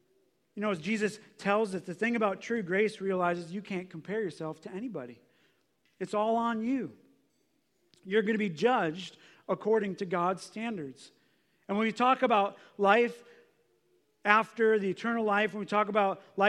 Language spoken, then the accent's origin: English; United States; We grew up in America. Our parents were kind of good. They took us to church